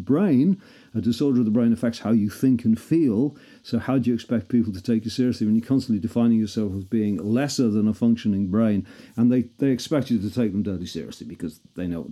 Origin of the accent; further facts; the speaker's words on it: Liverpool, North West England, United Kingdom; I'm a Scouser